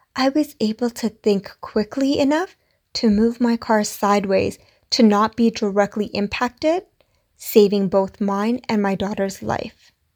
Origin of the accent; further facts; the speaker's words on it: India; I'm Indian.